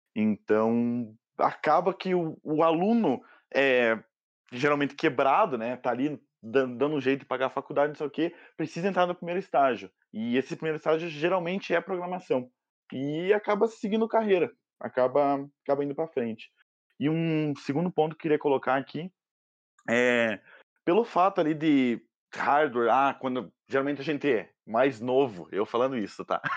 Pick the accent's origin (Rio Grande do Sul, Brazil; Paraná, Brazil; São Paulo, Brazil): Paraná, Brazil; Curitiba; sou de Curitiba